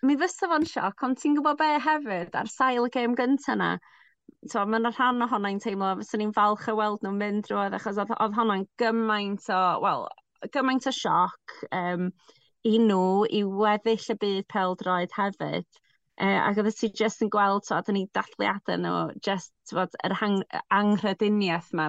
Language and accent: Welsh; Welsh, Wales, United Kingdom; dwi'n gwybod hawdd i mi eistedd yma fel Cymraes